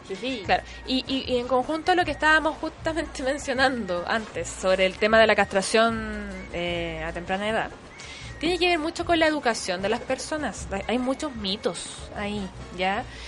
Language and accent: Spanish; Chile; Nosotros como cultura chilena